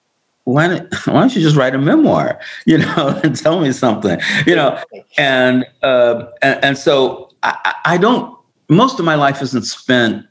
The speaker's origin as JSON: {"language": "English", "region": "New York", "country": "United States", "moved": "yes", "lives_now": "Los Angeles, United States", "said": "I'm a New Yorker."}